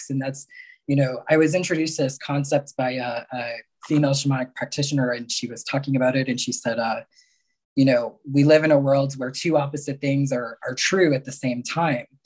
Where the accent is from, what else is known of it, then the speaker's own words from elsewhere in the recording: Mexico; born there; I was born in Mexico, right?